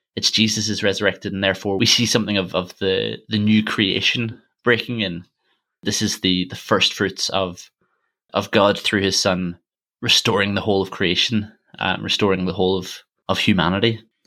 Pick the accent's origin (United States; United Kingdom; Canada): United Kingdom; Armagh, Northern Ireland; my hometown, Armagh